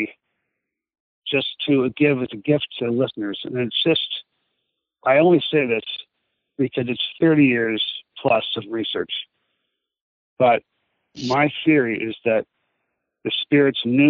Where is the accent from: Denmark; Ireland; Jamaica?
Ireland; I'm Irish